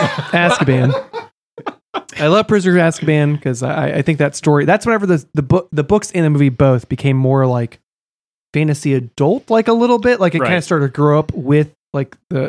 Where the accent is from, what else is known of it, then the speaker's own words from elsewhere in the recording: Texas, United States; I grew up in Texas.